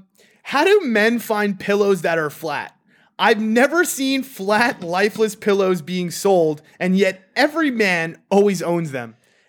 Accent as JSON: {"language": "English", "country": "United States", "said": "I'm fucking American."}